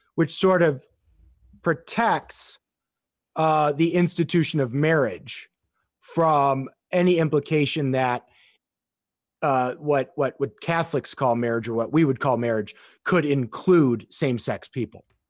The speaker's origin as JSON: {"language": "English", "town": "Chicago", "region": "Illinois", "country": "United States", "tie": "born or raised there", "also_born_or_lived": "South Bend, Indiana / Innsbruck, Austria / Eichstätt, Germany", "moved": "as an adult", "said": "I grew up on the south side of Chicago"}